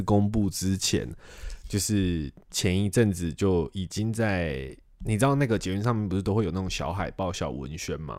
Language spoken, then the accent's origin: Chinese; Kaohsiung, Taiwan; 像我高雄人